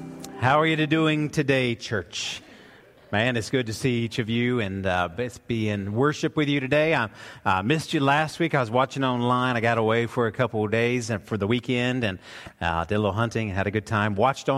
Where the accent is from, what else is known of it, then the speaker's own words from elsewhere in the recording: Woodstock, Georgia, United States; we grew up we were in Woodstock, Georgia